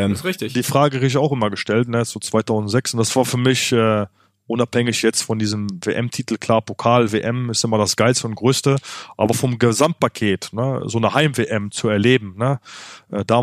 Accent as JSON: {"language": "German", "country": "Germany", "tie": "born or raised there", "said": "Äh, ich bin in Deutschland groß geworden. Deutschland hat mir viel gegeben."}